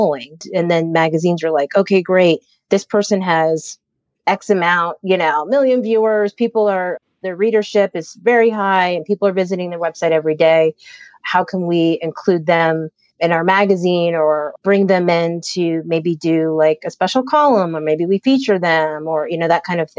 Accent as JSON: {"language": "English", "town": "Harrisburg", "region": "Pennsylvania", "country": "United States", "tie": "born or raised there", "said": "I grew up in Pennsylvania, in central Pennsylvania, in the capital called Harrisburg"}